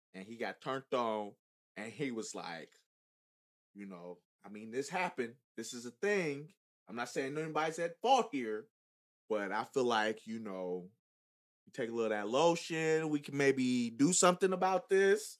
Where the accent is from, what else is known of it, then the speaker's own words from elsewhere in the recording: Chicago, Illinois, United States; I'm from Chicago